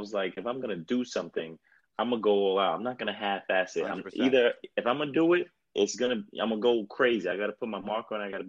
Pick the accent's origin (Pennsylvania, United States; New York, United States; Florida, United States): New York, United States; New York City; also born or lived in El Paso, Texas / New Jersey; I was a brat from New York